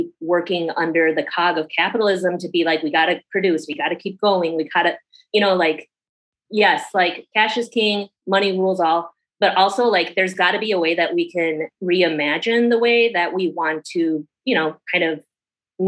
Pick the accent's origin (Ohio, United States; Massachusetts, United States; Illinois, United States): Illinois, United States; Schaumburg; I am from Chicago originally. Yeah. A little bit outside of Chicago, Schaumburg